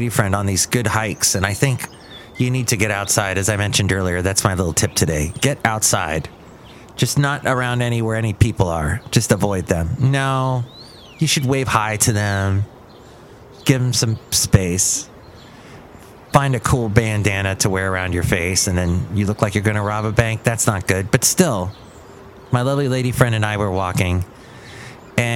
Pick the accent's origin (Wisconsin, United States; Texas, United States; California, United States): California, United States; Los Angeles; When I grew up in Los Angeles, in this LA area